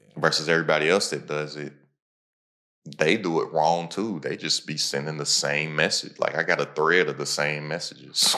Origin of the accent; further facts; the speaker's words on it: Kentucky, United States; I'm from Kentucky.